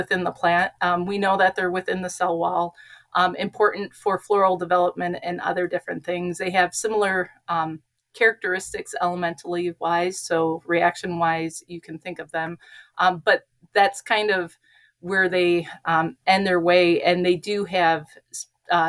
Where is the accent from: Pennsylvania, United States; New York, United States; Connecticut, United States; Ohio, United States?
Ohio, United States; Northwest; I am from Northwest Ohio, born and raised